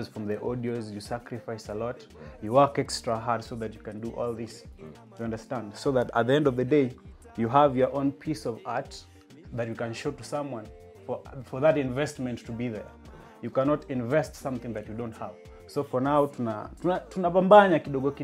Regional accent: Kisumu, Kisumu County, Kenya; I am from Kisumu City

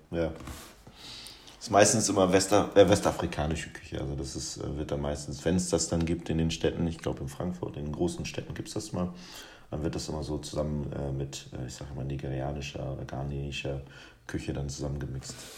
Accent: Guinea; now in Germany; ein Gericht aus meiner Heimat

